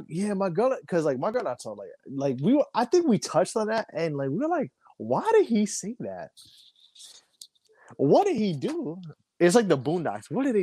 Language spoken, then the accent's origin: English; New York City, New York, United States; also born or lived in Albany, New York; As a New Yorker, yes, I'm about to move, but as a who's lived here for my first 30 years of my life, or damn near 30 years